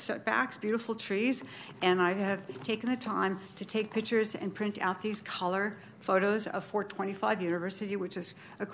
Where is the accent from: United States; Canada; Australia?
United States; Bay Area, California; moved away as an adult; now in Sacramento, United States; I'm from the Bay Area. I'm new to Sacramento